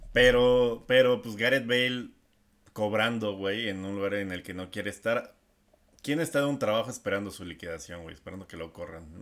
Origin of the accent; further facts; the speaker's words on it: Mexico; soy mexicano ya estoy acostumbrado a los temblores